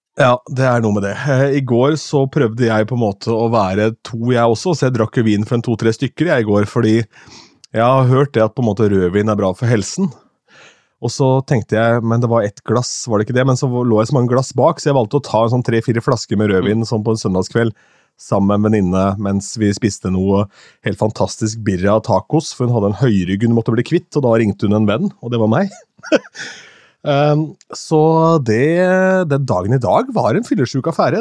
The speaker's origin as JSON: {"language": "Norwegian", "town": "Askim", "region": "Østfold", "country": "Norway", "said": "så jeg gikk to timer på byen hjemme i Askim"}